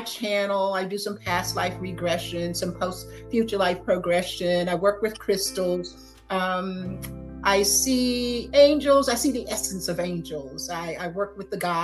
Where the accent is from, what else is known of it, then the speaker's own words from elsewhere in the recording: Gainesville, Florida, United States; moved away as an adult; also born or lived in Tallahassee, Florida; now in Atlanta, United States; I grew up in Gainesville, Florida.